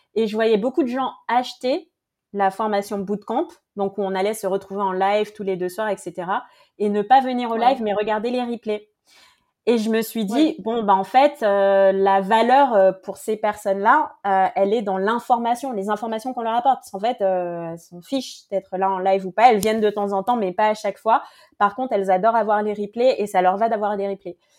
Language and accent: French; French Guiana; je viens de, de Guyane